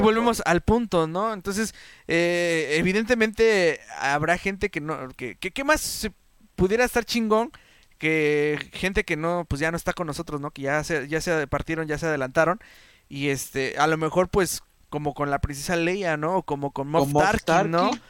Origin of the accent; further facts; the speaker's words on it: Mexico; nosotros como mexicanos